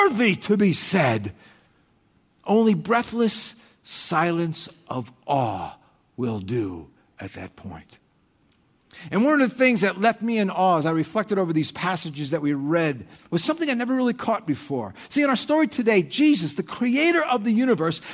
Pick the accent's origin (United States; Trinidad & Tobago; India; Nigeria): United States; moved away as an adult; also born or lived in Thailand; I'm an American